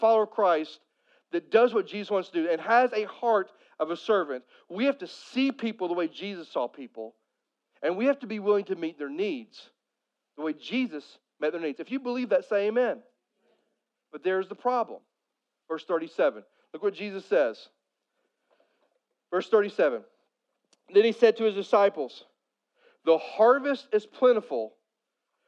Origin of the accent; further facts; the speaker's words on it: Poplar Bluff, Missouri, United States; I grew up in Southeast Missouri. And Southeast Missouri, especially if you get outside of Poplar Bluff where I'm from